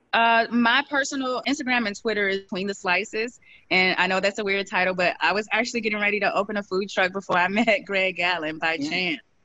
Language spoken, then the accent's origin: English; St. Louis, Missouri, United States; I'm from St. Louis